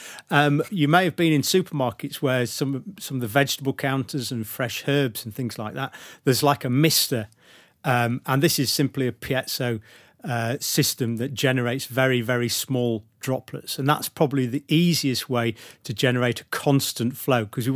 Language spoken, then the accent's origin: English; Sheffield, Yorkshire and the Humber, United Kingdom; now in Leeds, United Kingdom; I was born in Sheffield and it's Yorkshire